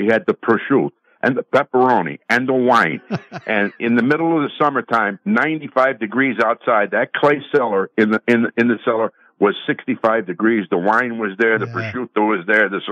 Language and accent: English; Wilkes-Barre, Pennsylvania, United States; I'm originally from Wilkes-Barre, Scranton